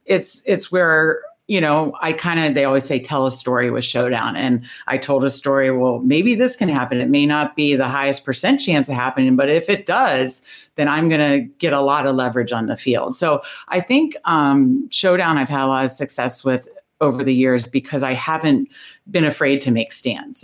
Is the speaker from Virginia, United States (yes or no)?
yes; Northern Virginia, United States; moved away as an adult; now in Baltimore, United States; I grew up in Northern Virginia